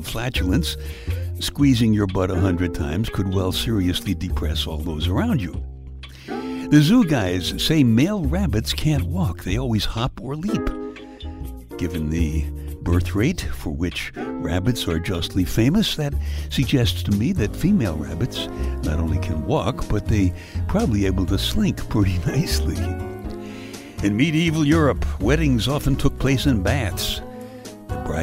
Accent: New York City, New York, United States; I was born and raised in Brooklyn, where you can go 10 blocks and never leave the scene of a fight.

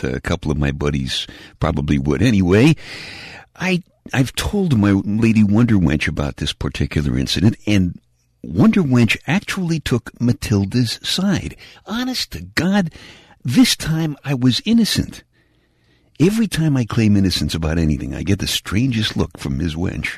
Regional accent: New York City, New York, United States; Where I grew up in Brooklyn

